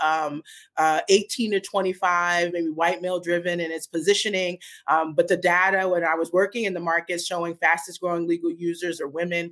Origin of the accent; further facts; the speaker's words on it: New York City, New York, United States; moved away as an adult; also born or lived in New Jersey; now in Portland, United States; I'm originally from Brooklyn, New York. So I grew up in Brooklyn and then went to college and grad school in New Jersey